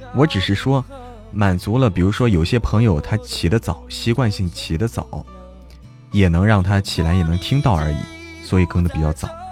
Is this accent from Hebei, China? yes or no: yes; Hebei, China; 我们老家，因为我在河北嘛